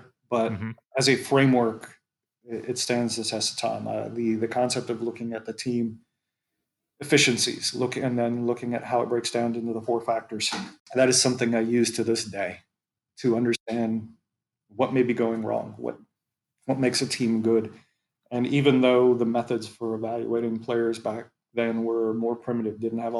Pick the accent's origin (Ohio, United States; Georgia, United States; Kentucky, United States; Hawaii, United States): Hawaii, United States; moved away; I grew up in Hawaii